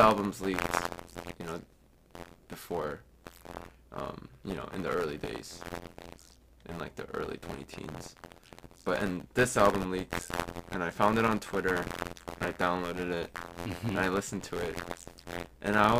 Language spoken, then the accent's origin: English; suburbs of Chicago, Illinois, United States; also born or lived in South Korea; I was in the suburbs of Chicago